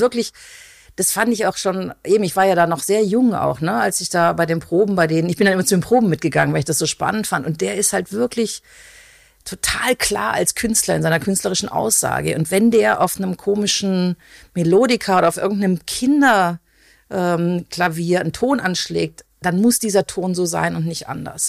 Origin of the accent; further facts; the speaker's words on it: Konstanz, Baden-Württemberg, Germany; ich komme, genau, ich bin ursprünglich aus Konstanz